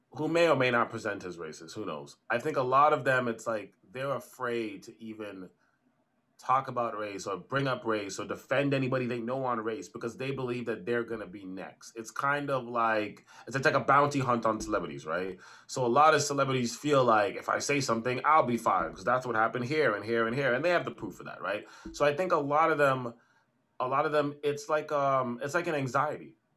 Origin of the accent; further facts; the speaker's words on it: Canada; me and you are Canadians. We come from Caribbean backgrounds